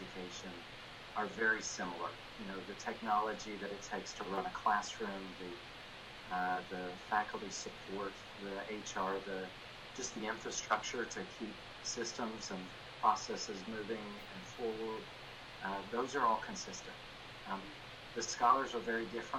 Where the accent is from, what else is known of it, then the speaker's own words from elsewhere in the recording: Dallas, Texas, United States; now in Cedar Hill, United States; I attended Lake Highlands High School